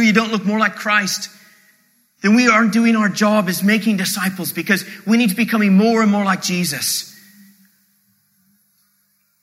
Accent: Canada

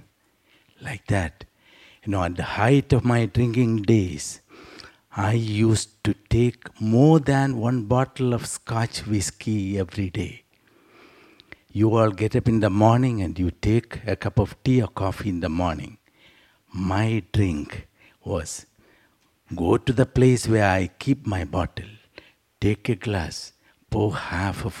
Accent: South India, India; also born or lived in Trivandrum; I come from South India

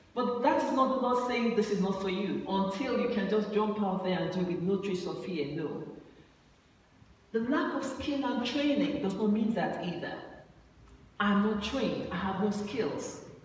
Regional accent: Nigeria; moved away; I went to, uh, home in Nigeria and I, I traveled with her from my hometown to Abuja

